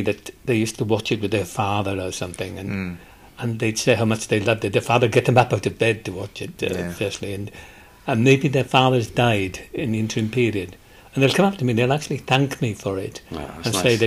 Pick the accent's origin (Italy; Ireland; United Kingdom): United Kingdom; Tonyrefail, Wales; moved away as an adult; also born or lived in Australia / Netherlands / Canada / London; I was brought up in Tonerevel